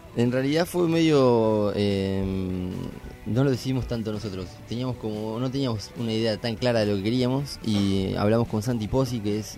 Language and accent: Spanish; San Pedro, Buenos Aires Province, Argentina; como somos de San Pedro